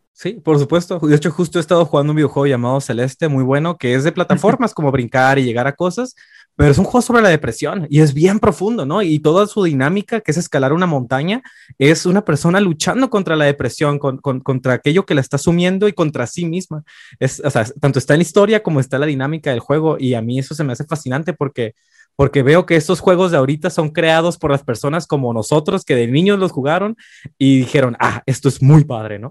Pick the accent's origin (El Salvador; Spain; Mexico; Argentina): Mexico; Tijuana, Baja California; moved away as an adult; also born or lived in Mexico City; now in Xalapa, Mexico; Nací y crecí la gran, la gran mayoría de mi vida en Tijuana, Baja California, en la esquina de Latinoamérica